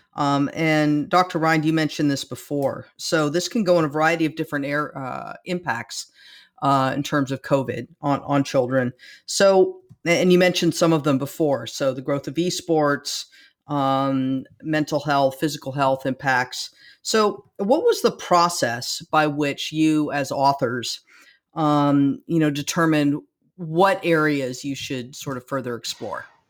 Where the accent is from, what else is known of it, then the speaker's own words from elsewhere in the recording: California, United States; growing up in California